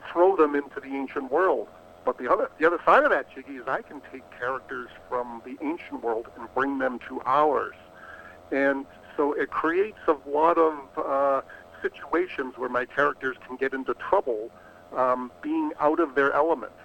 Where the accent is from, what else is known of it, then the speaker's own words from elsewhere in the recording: New England, Boston area, Massachusetts, United States; I grew up in New England in the Boston area